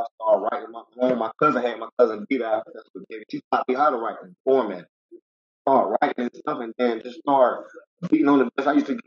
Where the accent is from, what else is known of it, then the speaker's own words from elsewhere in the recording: Charlotte, North Carolina, United States; Like me, I've been in Charlotte, North Carolina 31 years